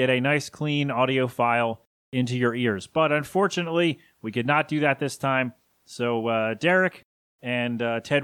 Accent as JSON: {"language": "English", "town": "Philadelphia", "region": "Pennsylvania", "country": "United States", "said": "I'm from Philly."}